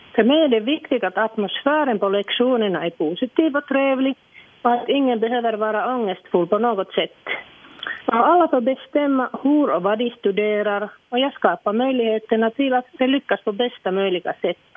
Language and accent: Swedish; Iisalmi, North Savo, Finland; first language Finnish; Swedish is a second language; now in Sotkamo, Finland; jag är ju från Savolax, en liten stad som heter Idensalmi eller Isalmi på finska.